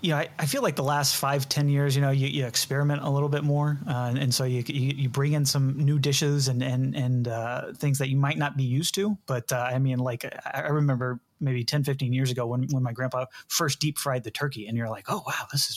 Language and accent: English; Texas, United States; You know, I'm from Texas, so we always had state playoffs. We always had the Cowboys games.